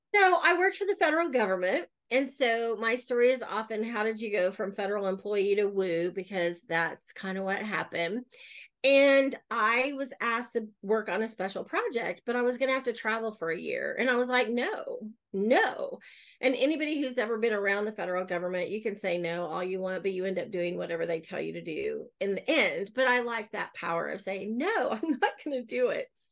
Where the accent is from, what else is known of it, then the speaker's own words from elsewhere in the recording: Oklahoma City, Oklahoma, United States; I'm born and raised in Oklahoma City. I have lived other places, but I always come back, and this is home.